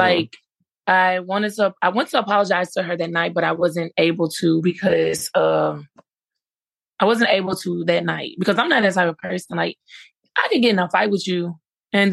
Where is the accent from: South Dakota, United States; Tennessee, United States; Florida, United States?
Tennessee, United States; Memphis; I'm from Memphis, Tennessee